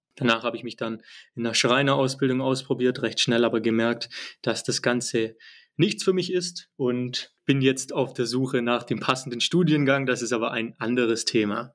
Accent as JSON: {"language": "German", "country": "Germany", "said": "Ich halt eben als Deutscher"}